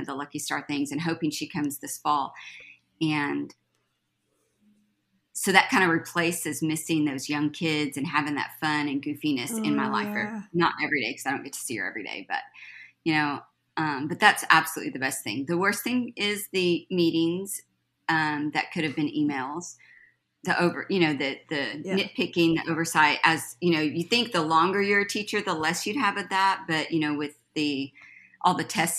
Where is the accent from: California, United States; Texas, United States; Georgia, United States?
Texas, United States; Mullin; also born or lived in Austin, Texas / Temple, Texas; I'm native Texan, grew up in a small town, Mullen, Texas